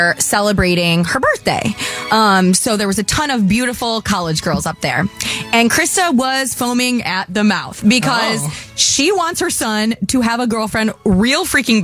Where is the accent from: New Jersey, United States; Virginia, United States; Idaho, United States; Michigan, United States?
Michigan, United States; moved away; I grew up in Michigan